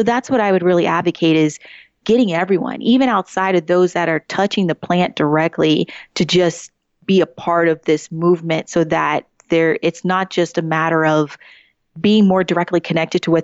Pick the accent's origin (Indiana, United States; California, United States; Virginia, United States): Virginia, United States; Woodbridge; I'm originally from Woodbridge, Virginia, still, I would say, part of the Northern Virginia area